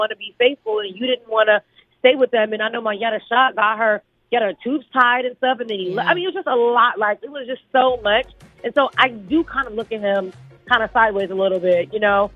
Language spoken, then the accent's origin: English; Chicago, Illinois, United States; I'm from Chicago